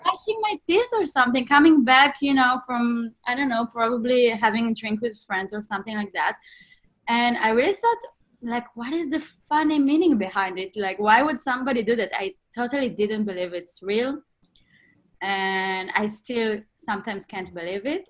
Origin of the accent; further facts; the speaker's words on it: Northern District, Israel; moved away; I was born and raised in Israel, in the north of Israel, in a small town